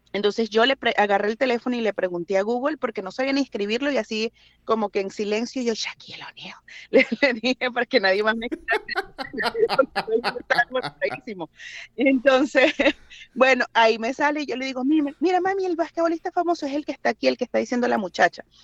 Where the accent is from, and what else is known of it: Venezuela; moved away as an adult; now in United States